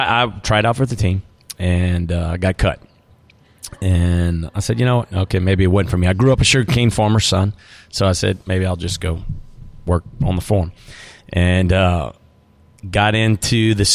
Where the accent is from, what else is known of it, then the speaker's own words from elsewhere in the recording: White Castle, Louisiana, United States; I grew up in South Louisiana, right here, about 30 miles south of where we are right now in Baton Rouge, a little town called White Castle.